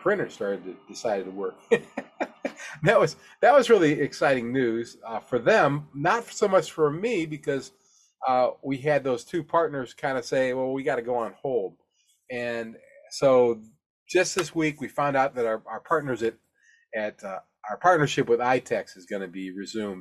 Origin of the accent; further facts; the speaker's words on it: Alabama, United States; my home state of Alabama